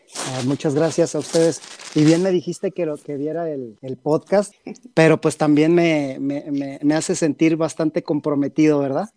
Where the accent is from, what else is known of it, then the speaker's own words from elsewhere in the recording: Guadalajara, Jalisco, Mexico; moved away as an adult; now in Mexico City, Mexico; yo soy de Guadalajara, radico aquí en la Ciudad de México